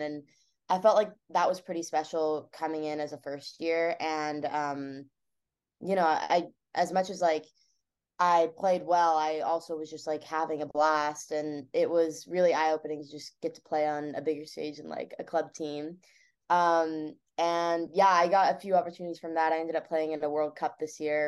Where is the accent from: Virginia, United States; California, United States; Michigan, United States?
California, United States; Bay Area; I grew up in the Bay Area, so I'm not far from campus myself